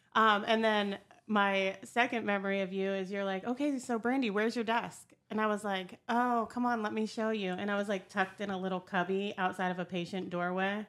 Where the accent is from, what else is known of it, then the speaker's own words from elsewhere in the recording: Meadville, Pennsylvania, United States; moved away as an adult; now in Ohio, United States; I was born and raised in Meadville, Pennsylvania. Lived in that area my whole life, um, and t, up until a couple years ago